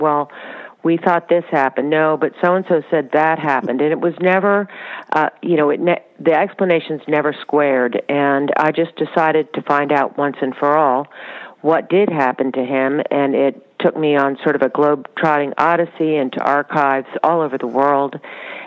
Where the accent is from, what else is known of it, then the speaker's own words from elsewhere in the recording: Washington, District of Columbia, United States; also born or lived in Charlottesville, Virginia; We were living in Washington, D.C., so I grew up in Washington, D.C.